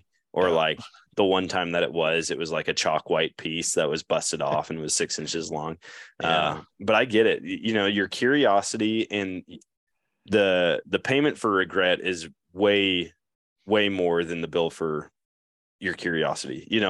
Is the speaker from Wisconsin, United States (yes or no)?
yes; Eau Claire, Wisconsin, United States; but growing up in Eau Claire, it was like 75 yards was my farthest shot through the woods, you know.